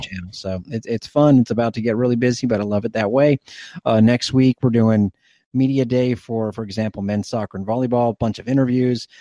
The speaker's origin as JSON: {"language": "English", "town": "Plant City", "region": "Florida", "country": "United States", "tie": "born or raised there", "said": "my best friend growing up in Plant City"}